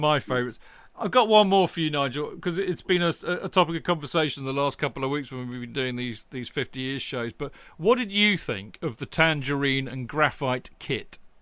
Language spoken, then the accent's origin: English; Winchester, South East England, United Kingdom; I was born in Winchester